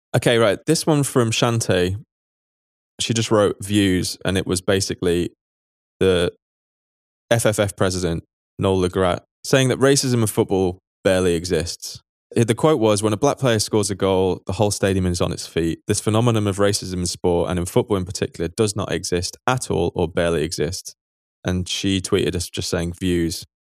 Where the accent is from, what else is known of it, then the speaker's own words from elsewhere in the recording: United Kingdom; now in Berlin, Germany; we're British